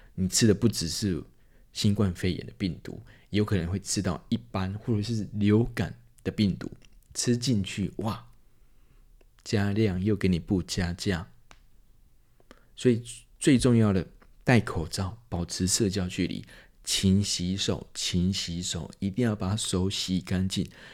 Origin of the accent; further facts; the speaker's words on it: Taiwan; 我们身在台湾，死在台湾